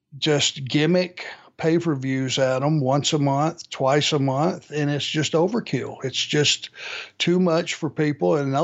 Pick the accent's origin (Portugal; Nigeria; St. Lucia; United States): United States; Minnesota; Well, number one, I am from Southern Minnesota.